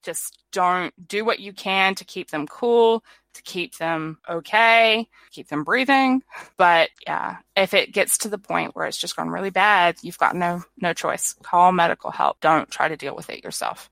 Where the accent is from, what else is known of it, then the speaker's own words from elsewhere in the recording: California, United States; now in New Zealand; I was born in California